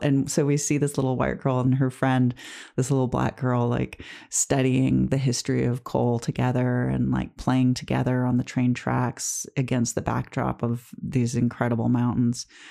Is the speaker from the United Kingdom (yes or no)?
no; Detroit, Michigan, United States; my family growing up in Detroit in the suburbs